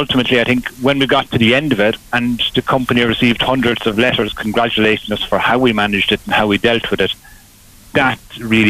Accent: Graiguenamanagh, County Kilkenny, Ireland; now in Borris, Ireland; I was born in Kilkenny, and I grew up on a farm just outside Greig Na Mana in Coolow on the Enniskillen Road

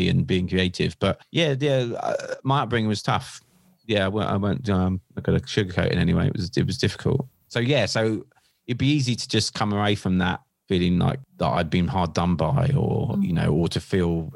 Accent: Seaford, South East England, United Kingdom; I'm born and bred in East Sussex. I live in a little town called Seaford

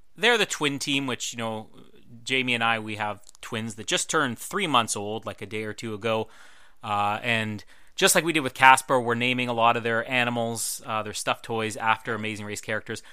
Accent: Manitoba, Canada; I'm from Manitoba

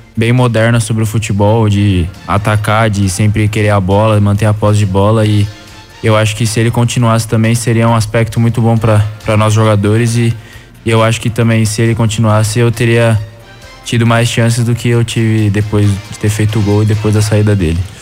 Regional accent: São Paulo, Brazil; moved away; sou de São Paulo, natural de São Paulo, capital

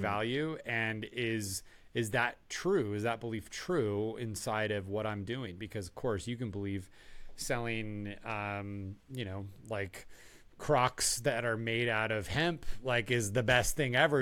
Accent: Tucson, Arizona, United States; I grew up in Tucson, Arizona

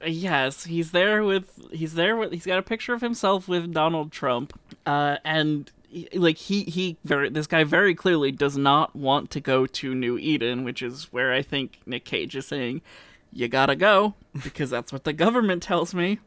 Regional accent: Canada; It's part of being Canadian

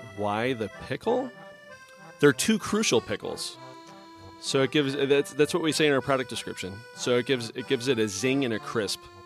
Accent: Kenosha, Wisconsin, United States; moved away; I grew up in Kenosha, Wisconsin, uh, just over the border

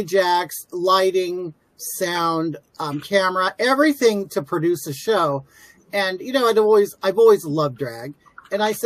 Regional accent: Inland Empire, Southern California, United States; I'm from Southern California, and I'm born and raised here. I've always lived about an hour east of Los Angeles

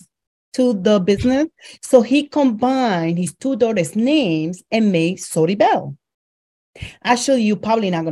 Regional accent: Dominican Republic; moved away; I am originally from the Dominican Republic.

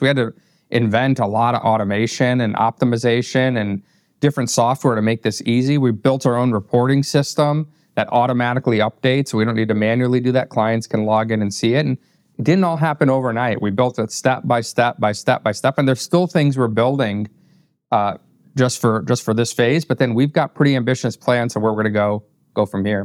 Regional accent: northern Indiana, United States; also born or lived in Wappingers Falls, New York; moved to northern Indiana and grew up there

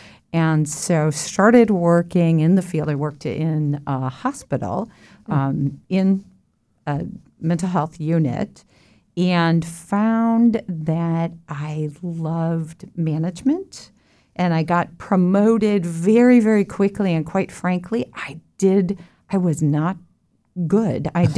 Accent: Colorado, United States; also born or lived in Texas / Illinois; Well, I consider myself from Colorado, but I was born in Texas, and my family moved from Texas to Illinois and then to Colorado.

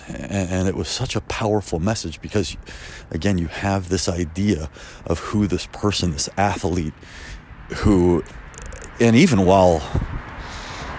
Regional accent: Chicago, Illinois, United States; I grew up in Chicago

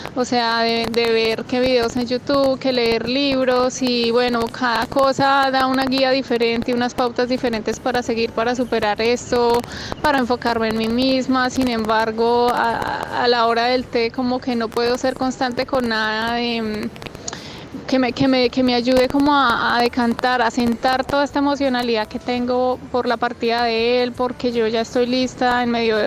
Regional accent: Colombia; moved away as an adult; now in Australia; soy colombiana, vivo en Australia eh, hace más o menos dos años y medio

